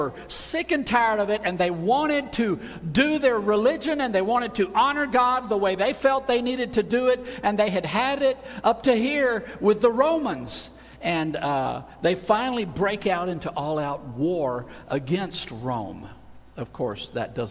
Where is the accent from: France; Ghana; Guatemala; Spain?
Spain; moved away; I grew up in Spain